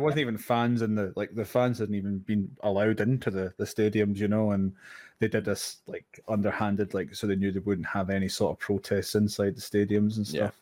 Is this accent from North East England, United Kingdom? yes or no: no; Scotland, United Kingdom; being Scottish